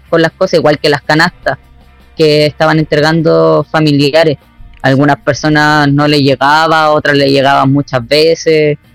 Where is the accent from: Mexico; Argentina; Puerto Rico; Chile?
Chile; Osorno, Los Lagos; also born or lived in Viña del Mar; Sí, yo he vivido, bueno, siempre he vivido acá. Eh, hubo un momento en donde me fui de Osorno, pero volví.